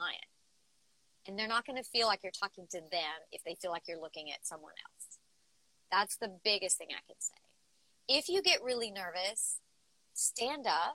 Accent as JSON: {"language": "English", "region": "the South", "country": "United States", "said": "I'm from the South."}